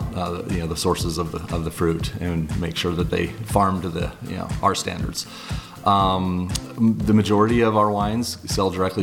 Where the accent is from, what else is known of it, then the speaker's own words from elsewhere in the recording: San Diego, California, United States; also born or lived in New York; I was born and raised in San Diego, and I moved to New York for about 6 years